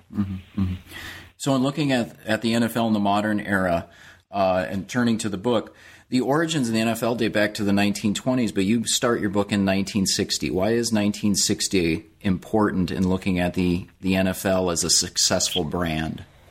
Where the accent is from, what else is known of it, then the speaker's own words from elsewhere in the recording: Minnesota, United States; I'm actually from Minnesota